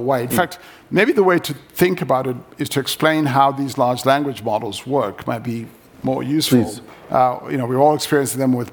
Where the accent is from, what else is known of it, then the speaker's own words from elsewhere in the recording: Zimbabwe; moved away; I grew up in Zimbabwe.